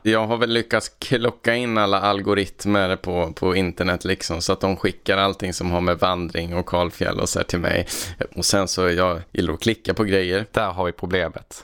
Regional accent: Värmland, Sweden; moved away; sen har jag varit hemma i Värmland en sväng och hälsat på mina föräldrar

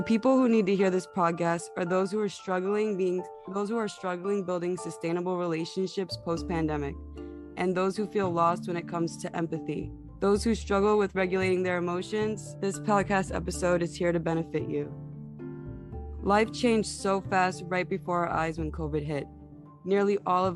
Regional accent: New York City, New York, United States; I'm from Staten Island

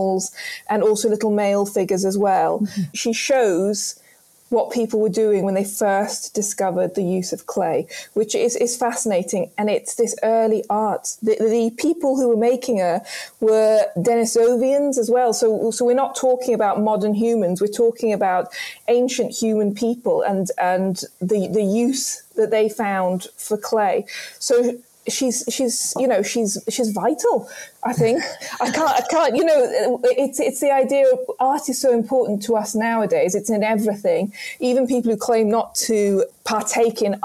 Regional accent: Lesotho; moved away; I was brought up in Lesotho

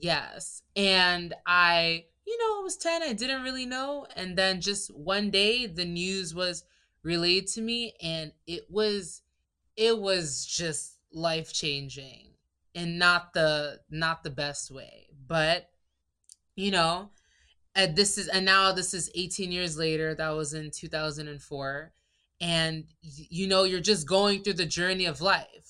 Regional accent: Maryland, United States; moved away as an adult; also born or lived in Nigeria (ancestry); now in Thailand; I'm from Maryland in the U S A. My family's Nigerian. So I'm Nigerian American, but I'm one of the few who was born in the States

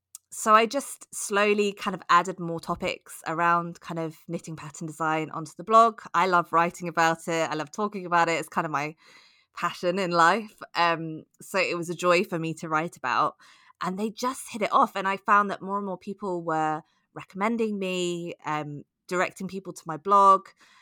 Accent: United Kingdom; I grew up on Rowan knitting patterns in the UK.

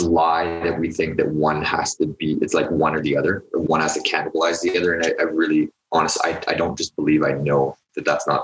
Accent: Edmonton, Alberta, Canada; I grew up in Edmonton

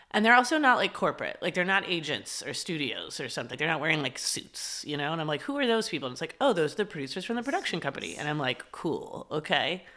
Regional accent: Dallas, Texas, United States; growing up in Dallas, it's, and the school I went to, which I loved, it was an all-girls school, but I went there from first grade all the way through twelfth grade

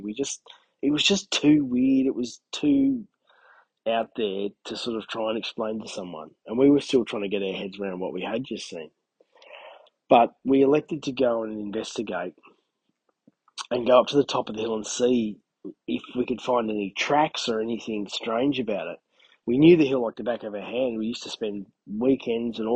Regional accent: Albury-Wodonga, New South Wales, Australia; my hometown, or within 10Ks of my hometown

